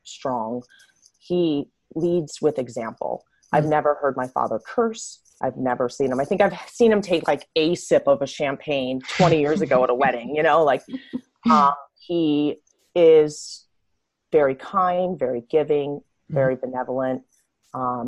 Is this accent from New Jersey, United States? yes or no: yes; New Jersey, United States; now in Los Angeles, United States; I grew up in South Jersey